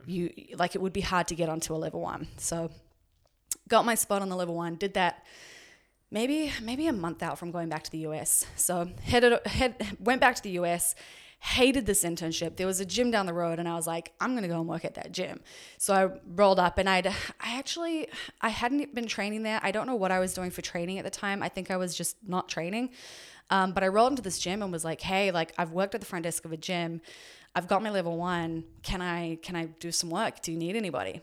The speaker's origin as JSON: {"language": "English", "region": "Auckland", "country": "New Zealand", "tie": "born or raised there", "also_born_or_lived": "Dunedin, New Zealand / Orange County, United States", "moved": "as an adult", "said": "So I was born in New Zealand, um, lived there until I was seventeen, and then, uh, or sorry, lived in Auckland until I was seventeen"}